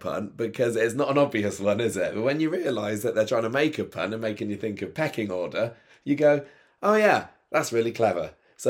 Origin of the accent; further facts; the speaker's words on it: Midlands, United Kingdom; Well, yeah, I mean, I come from the Midlands and that's definitely a thing there, Chinese and chips.